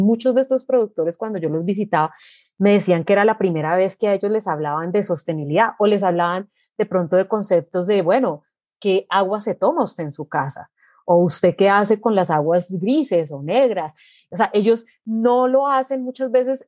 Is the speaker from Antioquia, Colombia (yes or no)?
no; Armenia, Quindío, Colombia; Yo nací en Armenia, mi familia, eh, mis padres, mis abuelos, todos son del eje cafetero